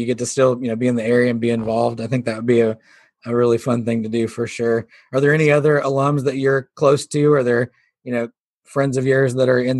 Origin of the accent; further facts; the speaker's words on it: Missouri, United States; now in Arkadelphia, United States; Yeah, I'm actually from Missouri